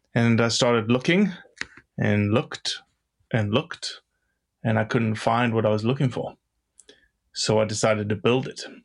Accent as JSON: {"language": "English", "town": "Johannesburg", "region": "Gauteng", "country": "South Africa", "tie": "born or raised there", "moved": "as an adult", "lives_now": "United States", "said": "I grew up in Johannesburg, South Africa, of eight and a half million people"}